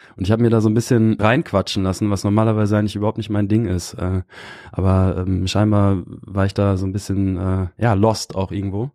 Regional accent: near Osnabrück, rural Lower Saxony, Germany; moved away as an adult; also born or lived in Kiel; ich bin äh, so ein richtig klassisches Dorfkind aus der niedersächsischen Provinz. Bin äh, äh, recht behütet aufgewachsen

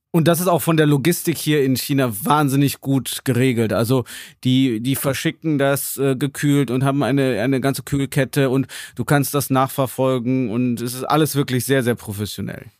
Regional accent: Germany; als Deutscher, der auf Chinesisch für Chinesen Inhalte macht

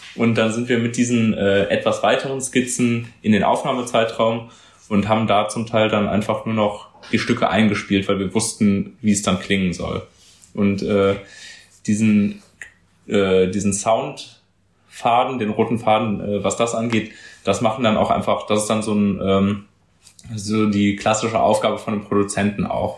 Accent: Cologne, North Rhine-Westphalia, Germany; Köln ist für mich äh, tatsächlich, äh, wenn sie, auch wenn sich das ein bisschen kitschig anhört, meine Heimat, da wohne ich und habe äh, großen Freundeskreis, Familie

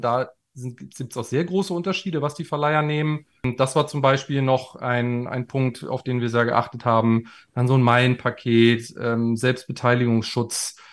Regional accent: Germany; wir sind beide Deutsche

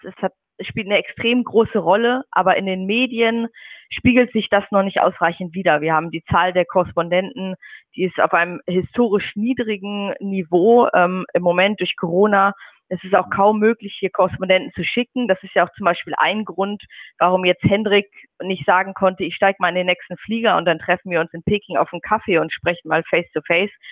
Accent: Schleswig-Holstein, Germany; moved away as an adult; now in Beijing, China; Ich komme auch aus dem Norden. Also in Schleswig-Holstein gibt es ja bekanntlich keine Berge

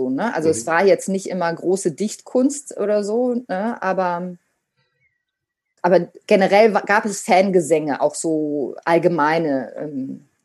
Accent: Münster, North Rhine-Westphalia, Germany; ich bin in Münster mit Trommeln groß geworden

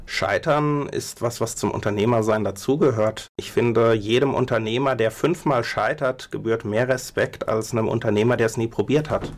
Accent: Mainz, Rhineland-Palatinate, Germany; moved away; also born or lived in Berlin; eigentlich bin ich Mainzer

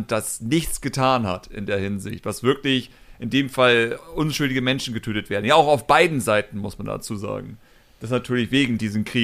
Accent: Hamburg, Germany; Also ich, ich behaupte einfach mal ganz, also als Hamburger, ne, das ist auch wieder so eine Sache, natürlich.

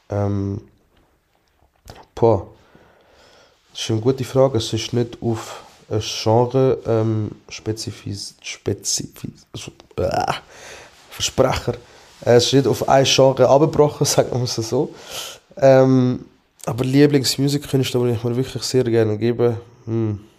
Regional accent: Aargau, Switzerland; ich lege oft weiße Socken an, weil ich finde, halt als Aargauer ist das halt wichtig.

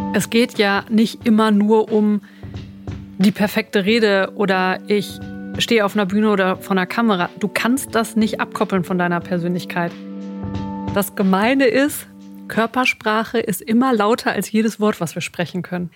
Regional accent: Sauerland, North Rhine-Westphalia, Germany; moved away as an adult; also born or lived in Cologne / Westmünsterland / Dortmund; now in Münster, Germany; ganz ursprünglich komme ich aus dem Sauerland

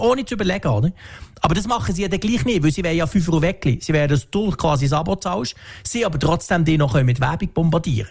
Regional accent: Switzerland; bei uns in der Schweiz

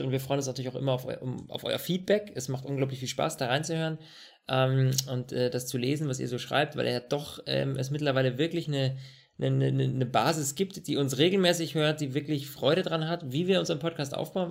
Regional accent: Germany; bei uns in Deutschland

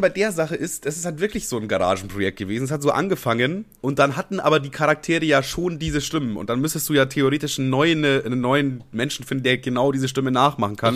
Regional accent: Amberg, Bavaria, Germany; also born or lived in Ammerthal; ich bin ja quasi in Amberg groß geworden. Also eigentlich bin ich in Ammertal groß geworden, so ein kleines Dorf in Bayern und äh, bin aber dann irgendwann nach Amberg gezogen und das war dann quasi meine Heimatstadt

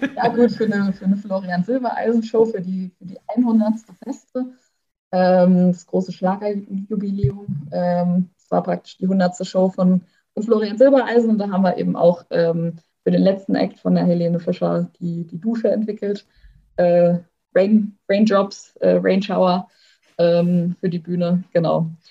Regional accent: Oppenheim, Rhineland-Palatinate, Germany; hier in meiner Heimat, äh, da gibt es ein total cooles Kellerlabyrinth. Das geht einmal komplett äh, durch die Altstadt. In Oppenheim war

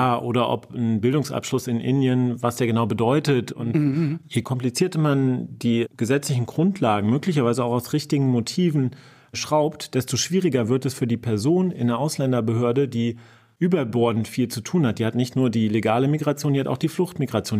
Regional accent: Kassel, Hesse, Germany; Meine Heimatstadt in Kassel

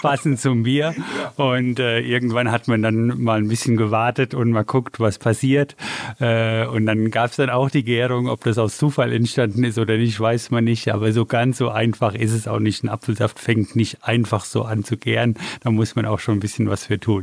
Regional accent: Hesse, Germany; wir kommen ja aus Hessen

